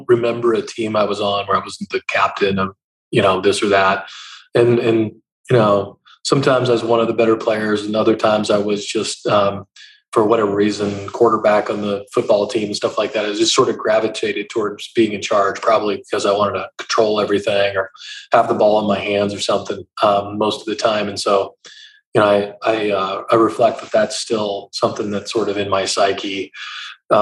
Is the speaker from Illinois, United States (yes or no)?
no; Eastern Montana, United States; moved away as an adult; also born or lived in South Georgia; now in Columbus, United States; You're on the plains of Eastern Montana.